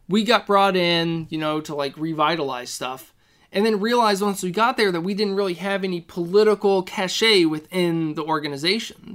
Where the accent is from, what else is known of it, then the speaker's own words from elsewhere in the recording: Elizabethtown, Kentucky, United States; moved away as an adult; now in Minneapolis, United States; Elizabethtown, Kentucky. So, it's, like, central Kentucky